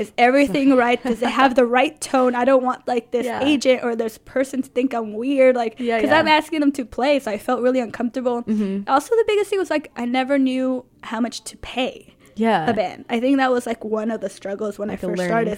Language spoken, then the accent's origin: English; Los Angeles, California, United States; now in San Francisco, United States; I'm from Los Angeles